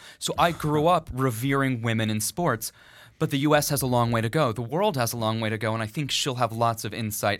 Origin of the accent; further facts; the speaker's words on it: Connecticut, United States; I'm from Connecticut